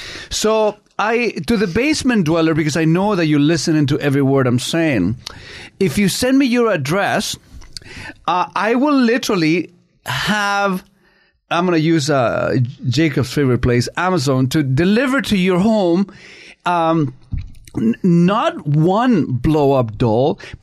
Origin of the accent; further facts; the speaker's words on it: Canada; I'm a treasure. I'm a Canadian treasure.